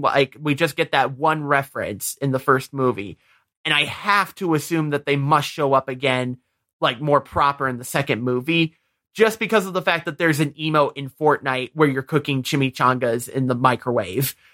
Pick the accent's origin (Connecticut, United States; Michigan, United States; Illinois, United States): Michigan, United States; we're from Michigan